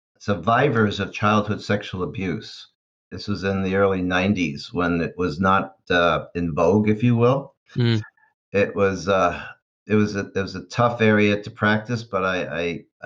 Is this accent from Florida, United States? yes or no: no; Westbury, New York, United States; also born or lived in Brooklyn, New York; now in California, United States; I grew up in Long Island, Westbury, Long Island, went to school there